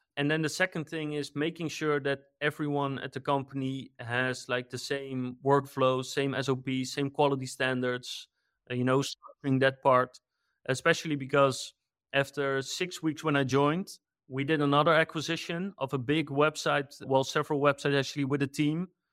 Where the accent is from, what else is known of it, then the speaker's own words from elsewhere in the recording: Netherlands; I'm from the Netherlands